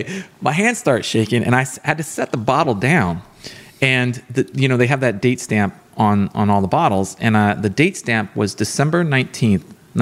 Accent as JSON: {"language": "English", "region": "Texas", "country": "United States", "tie": "born or raised there"}